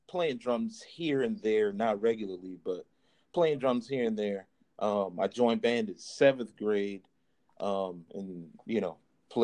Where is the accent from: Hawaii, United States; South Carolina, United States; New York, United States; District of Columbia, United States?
South Carolina, United States; Charleston; also born or lived in DC/Maryland area; now in DMV area, United States; I live here in the DMV area for the past 13 years. But I'm definitely originally from Charleston, South Carolina. So definitely want to recognize my roots